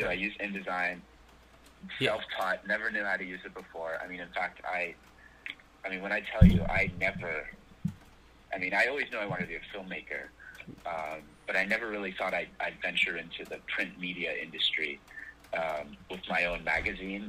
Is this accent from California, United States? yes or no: yes; Los Angeles, California, United States; also born or lived in New York; my hometown is Los Angeles, California, where I'm calling from right now